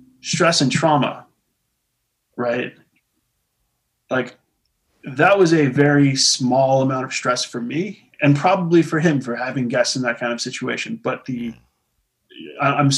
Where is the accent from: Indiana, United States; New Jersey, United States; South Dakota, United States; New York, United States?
Indiana, United States; Terre Haute; I grew up in Terre Haute.